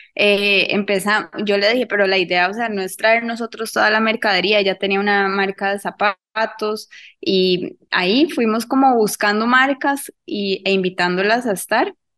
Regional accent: Cartago, Costa Rica; yo soy de Cartago, entonces es una pizzería de acá de Cartago

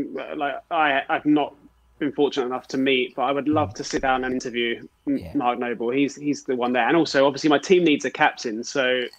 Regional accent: South East England, United Kingdom; When I was younger and I played football, we were really lucky. I grew up in Kent, and where we trained was where Gillingham's youth teams played all of their games

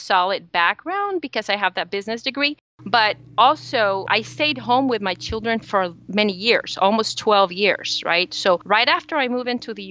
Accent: El Salvador; moved away as an adult; now in United States; I was born in El Salvador, and El Salvador is the smallest country in Central America.

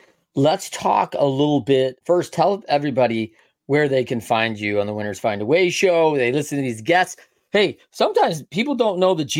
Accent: Midwest, United States; We're both Midwest kids.

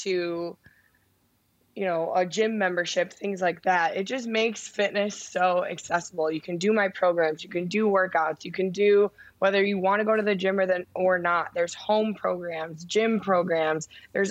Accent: Chicago, Illinois, United States; I'm from Chicago

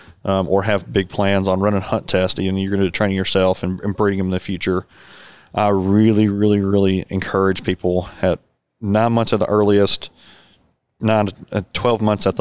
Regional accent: North Arkansas, United States; growing up in North Arkansas, there's a lot of cattle

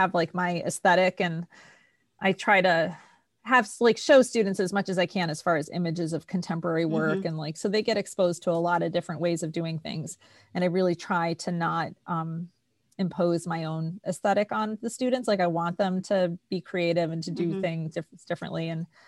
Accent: East Coast, United States; I grew up in the East Coast

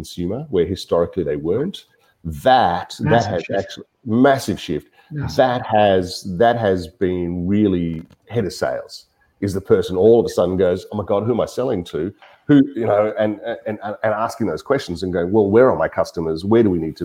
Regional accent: Melbourne, Victoria, Australia; I am from Melbourne. I've been here for most of my working life.

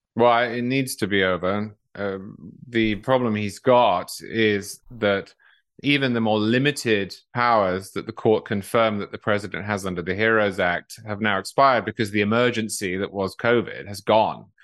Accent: United Kingdom; now in United States

